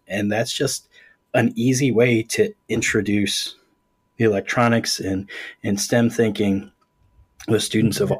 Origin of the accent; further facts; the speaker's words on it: Ohio, United States; I'm from Ohio